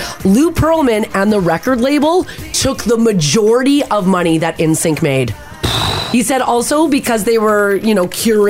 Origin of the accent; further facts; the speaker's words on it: Canada; we are all Canadian in this room.